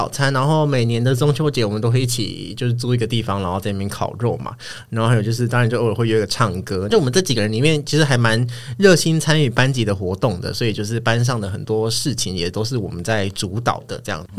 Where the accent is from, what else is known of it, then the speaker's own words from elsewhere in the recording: Kaohsiung, Taiwan; moved away as an adult; 我就回高雄，因为我的老家在高雄，